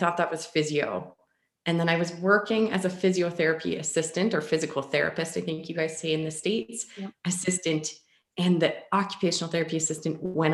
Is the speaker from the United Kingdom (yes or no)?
no; Ponoka, Alberta, Canada; So I'm from a small town of about 7,000 people called Ponoka in Alberta, Canada. And my family, we were very active as a family growing up